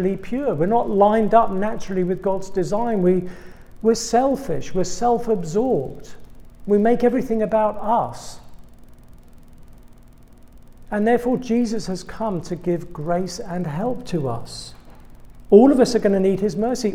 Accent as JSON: {"language": "English", "region": "England", "country": "United Kingdom", "accent": "British", "moved": "as an adult", "lives_now": "United States", "said": "I'm British. You probably picked that one up by now. That was not a South Dakota accent you've been hearing this evening. I'm from England"}